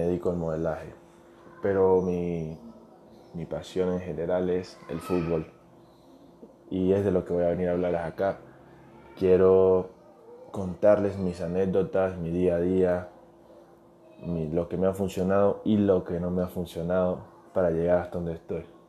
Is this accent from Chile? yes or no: no; Venezuela; now in Ecuador; Yo soy venezolano, soy futbolista. Actualmente vivo en Ecuador, soy inmigrante